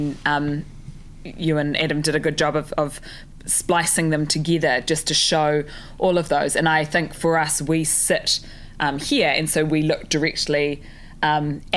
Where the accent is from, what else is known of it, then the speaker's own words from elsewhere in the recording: New Zealand; growing up and being a Kiwi kid